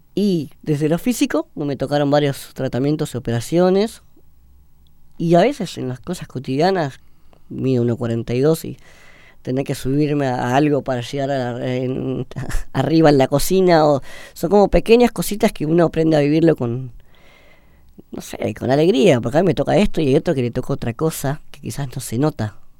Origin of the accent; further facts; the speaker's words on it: Buenos Aires, Argentina; also born or lived in San Isidro; Nacimos en Belgrano, después eh, nos mudamos para el lado de San Isidro, pero yo hice mi vida acá en Buenos Aires